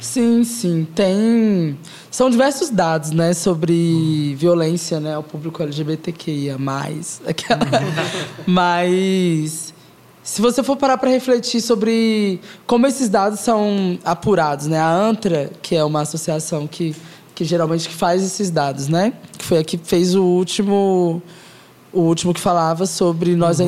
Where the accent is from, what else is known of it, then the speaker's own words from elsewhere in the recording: Goiás, Brazil; sou uma garota goiana